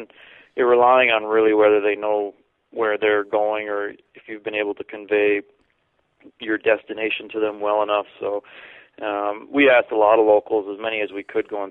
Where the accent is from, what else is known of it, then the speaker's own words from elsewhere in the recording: Canada; growing up in Canada, I played lots of hockey growing up